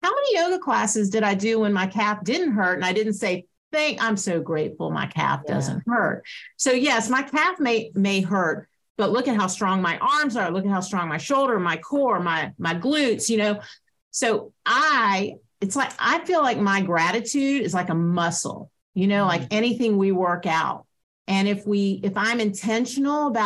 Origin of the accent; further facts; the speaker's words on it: Atlanta, Georgia, United States; I grew up in Atlanta